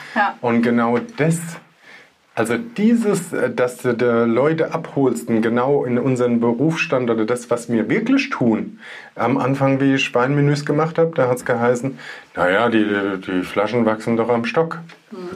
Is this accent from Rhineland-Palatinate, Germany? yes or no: yes; Rheinhessen, Rhineland-Palatinate, Germany; bei uns in Rheinhessen